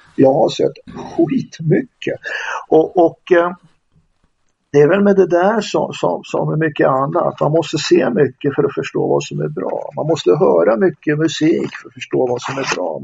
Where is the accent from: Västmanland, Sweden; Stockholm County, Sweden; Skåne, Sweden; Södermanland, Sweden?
Västmanland, Sweden; Västerås; Jag är uppvuxen i Västerås